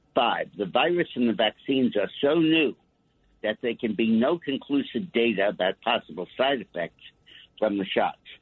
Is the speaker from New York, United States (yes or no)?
yes; New York City, New York, United States; I'm a New Yorker